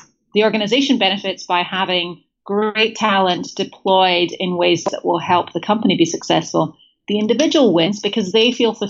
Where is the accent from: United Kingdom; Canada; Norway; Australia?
United Kingdom; Scotland; so first of all, I'm Scottish. I identify with British. I rankle slightly when people call me English